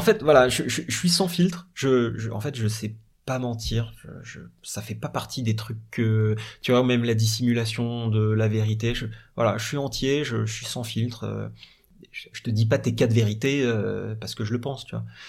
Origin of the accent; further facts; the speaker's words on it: Paris, Île-de-France, France; Je dis de Paris.